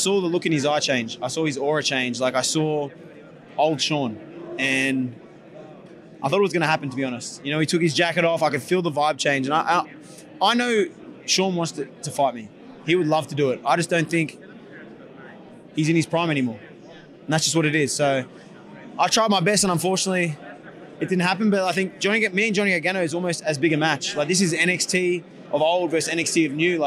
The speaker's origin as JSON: {"language": "English", "country": "Australia", "accent": "Australian", "moved": "yes", "lives_now": "United States", "said": "I have an Australian accent in America."}